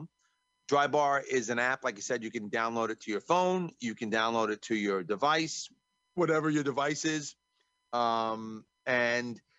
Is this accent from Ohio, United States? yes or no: no; New York, United States; I'm from New York